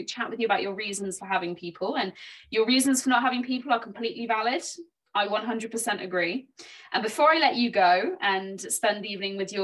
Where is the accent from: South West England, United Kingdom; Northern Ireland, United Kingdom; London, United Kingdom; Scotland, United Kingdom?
South West England, United Kingdom; Dorset; now in Devon, United Kingdom; I live in Devon now, I'm from Dorset originally